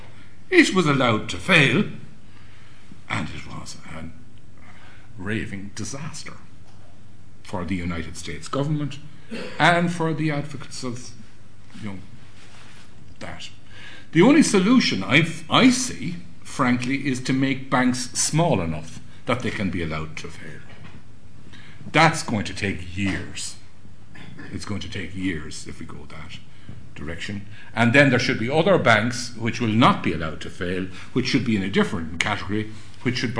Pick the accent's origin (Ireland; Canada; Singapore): Ireland